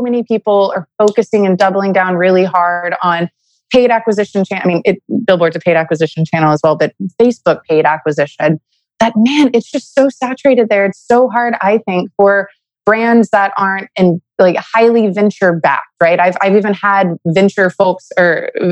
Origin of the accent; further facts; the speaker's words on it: Beaumont, Texas, United States; Beaumont, Texas, which is my hometown